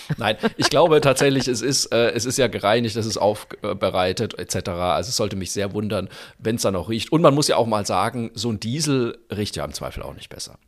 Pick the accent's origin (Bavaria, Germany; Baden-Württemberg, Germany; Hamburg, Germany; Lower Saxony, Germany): Bavaria, Germany; Bamberg; meine fränkische Heimat. Oh, Genauer gesagt, schön. na freilich, sogar in meine Geburtsstadt nach Bamberg.